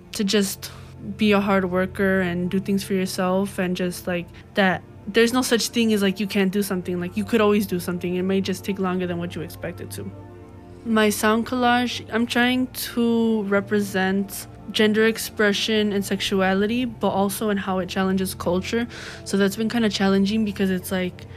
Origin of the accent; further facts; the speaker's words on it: Chicago, Illinois, United States; I'm from the West Lawn community